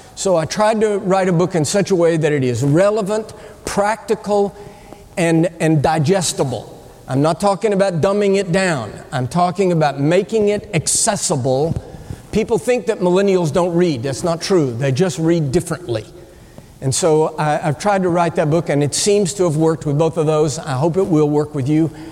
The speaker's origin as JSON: {"language": "English", "country": "United States", "said": "I'm, I'm an American."}